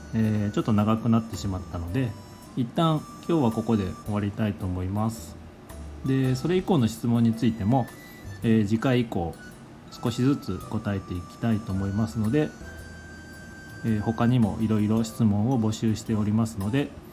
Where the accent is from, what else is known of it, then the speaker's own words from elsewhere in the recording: Higashisonogi District, Nagasaki, Japan; moved away as an adult; also born or lived in Takehara, Hiroshima; 出身は長崎県の東園木郡っていう、えー、そんなに大きな町ではないところが、えー、出身にな